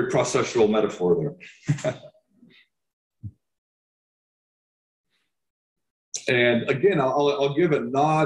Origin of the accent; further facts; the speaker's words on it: Santa Rosa, California, United States; also born or lived in Occidental, California; I was raised in Santa Rosa, California, and grew up in the Redwoods of Occidental in the West County near the ocean